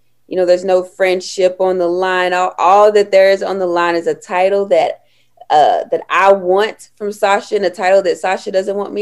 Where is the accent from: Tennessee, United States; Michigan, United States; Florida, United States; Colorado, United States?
Tennessee, United States; Knoxville; I was born and raised in Knoxville, Tennessee